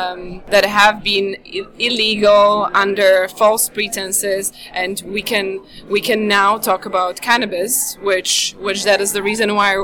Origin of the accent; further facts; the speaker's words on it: Slovakia; English is a second language; also born or lived in London, United Kingdom; now in Los Angeles, United States; Yes, I live in Los Angeles, but I'm originally from Slovakia.